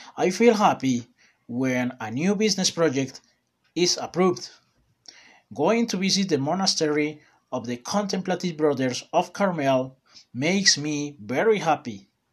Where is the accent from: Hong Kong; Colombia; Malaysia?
Colombia; also born or lived in Medellín; I'm from Colombia and I live in Medellin City.